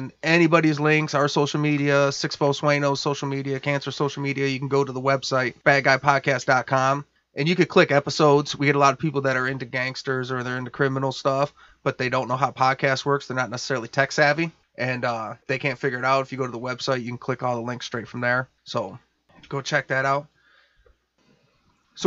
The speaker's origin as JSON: {"language": "English", "town": "Detroit", "region": "Michigan", "country": "United States", "said": "we're from Detroit, which is the Midwest"}